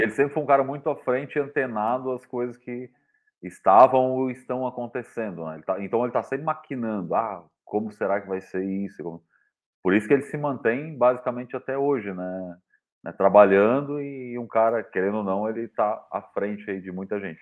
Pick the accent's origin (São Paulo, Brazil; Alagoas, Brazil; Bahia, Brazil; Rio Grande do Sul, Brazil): Rio Grande do Sul, Brazil; São Lourenço do Sul; now in Santa Catarina, Brazil; da minha cidade natal, que chamava, chama São Lourenço do Sul